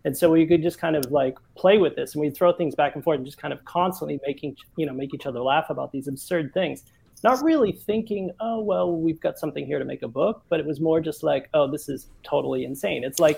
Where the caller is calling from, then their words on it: Stockholm, Stockholm County, Sweden; And I'm in Stockholm, yeah.